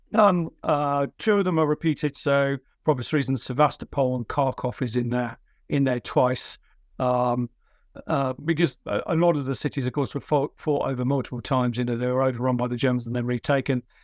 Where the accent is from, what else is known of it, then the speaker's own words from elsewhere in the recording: United Kingdom; I'm a British military historian.